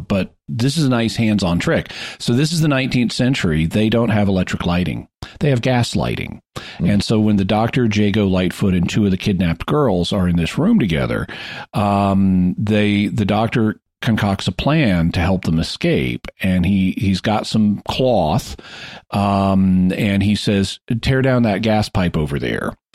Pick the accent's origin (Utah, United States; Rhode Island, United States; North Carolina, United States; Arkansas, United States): Arkansas, United States; Fayetteville; Fayetteville, Arkansas, where I, my hometown